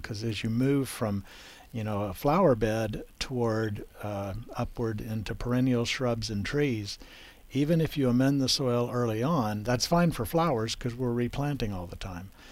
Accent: South Texas, United States; I grew up in South Texas where whitebrush uh, is popular

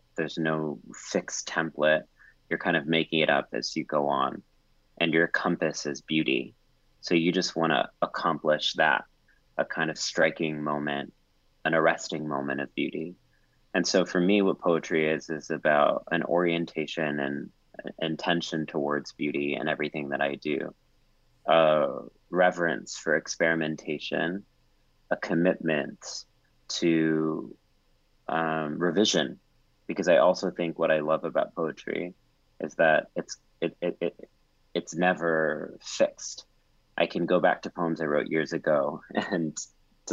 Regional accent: College Station, Texas, United States; growing up in College Station, Texas

